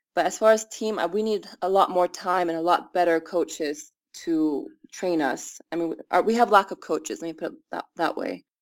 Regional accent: United States; moved away as an adult; now in Iran; I'm the American Iranian soccer player

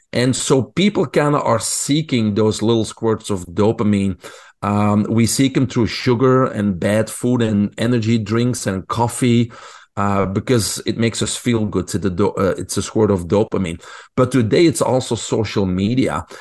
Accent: Belgium; English is a second language; moved away; I grew up in Belgium. People probably can hear my accent.

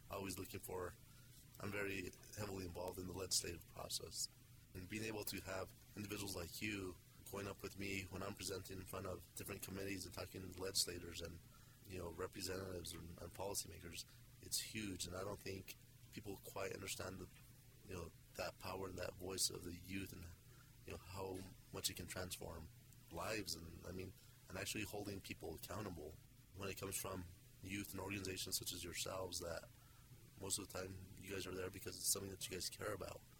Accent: Taos, New Mexico, United States; I'm a native New Mexican, born and raised in Taos, New Mexico. Family's been up in the Taos area for about five generations.

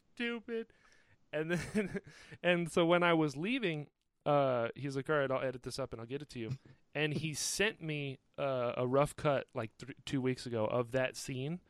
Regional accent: North Carolina, United States; I'm from North Carolina

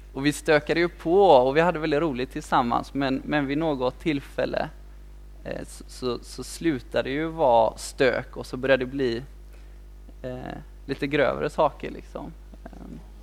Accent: Kungälv, Västra Götaland, Sweden; also born or lived in Mölndal; jag är född i Mundal men, men jag är uppväxt i Kungälv

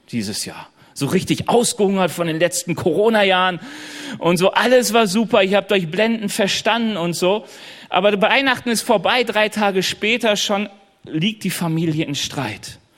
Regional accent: North Rhine-Westphalia, Germany; Also ich komme ja eigentlich aus NRW und an den Rheinwiesen waren immer Schafherden.

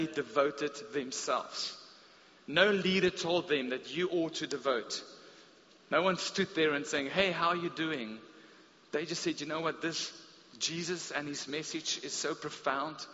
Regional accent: South Africa; growing up in the Afrikaans Reformed Church

